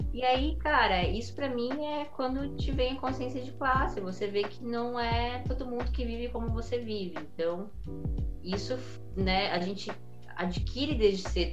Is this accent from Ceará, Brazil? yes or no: no; Carapicuíba, São Paulo, Brazil; also born or lived in Osasco; eu nasci na Vila Municipal, em é Carapuíba, que, enfim, é, é uma comunidade